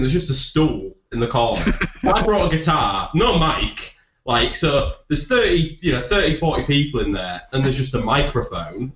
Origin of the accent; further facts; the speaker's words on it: Leeds, Yorkshire and the Humber, United Kingdom; I'm from Leeds